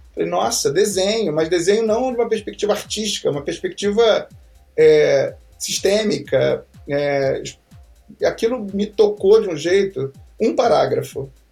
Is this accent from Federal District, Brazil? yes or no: no; Rio de Janeiro, Brazil; moved away as an adult; also born or lived in São Paulo; Eu moro, eu nasci, na verdade, já não moro mais lá, mas eu nasci num bairro chamado Santa Cruz.